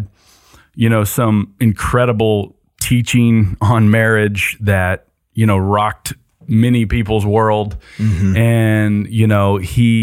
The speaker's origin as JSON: {"language": "English", "region": "Ohio", "country": "United States", "tie": "born or raised there", "moved": "yes", "lives_now": "Georgia, United States", "said": "I grew up in Ohio"}